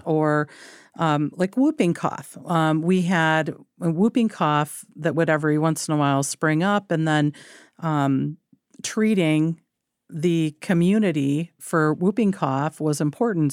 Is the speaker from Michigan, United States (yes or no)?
yes; Michigan, United States; I was born in Michigan, grew up in Michigan, uh, came from rural Michigan